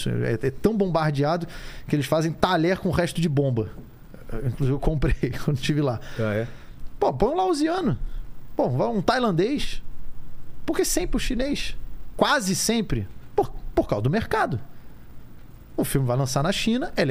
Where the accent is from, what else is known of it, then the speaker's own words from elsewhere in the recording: Rio de Janeiro, Brazil; Assim, como, como eu cresci no Rio, no Rio de Janeiro tem muito é, negro.